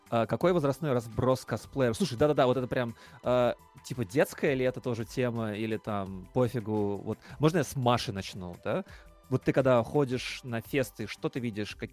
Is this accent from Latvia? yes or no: yes; Latvia; хоть я из Латвии